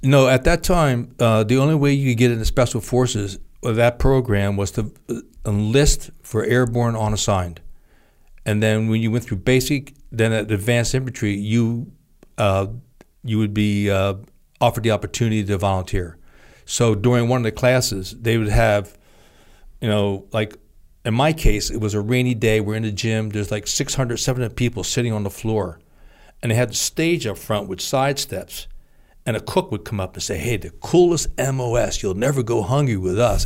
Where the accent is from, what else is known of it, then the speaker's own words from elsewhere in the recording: Trenton, New Jersey, United States; I grew up in Trenton, New Jersey